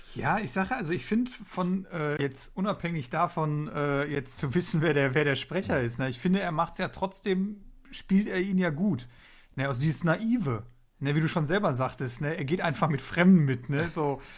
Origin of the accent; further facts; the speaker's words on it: Duisburg, North Rhine-Westphalia, Germany; bei uns in Duisburg